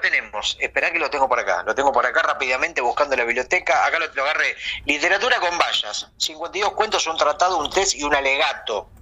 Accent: Uruguay; yo, que soy de Uruguay

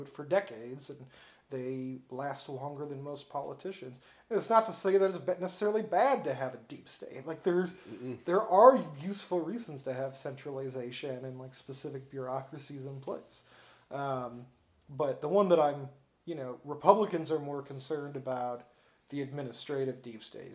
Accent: Peoria, Illinois, United States; also born or lived in Chicago; I was born and raised in Peoria, and I lived most of my life in Peoria

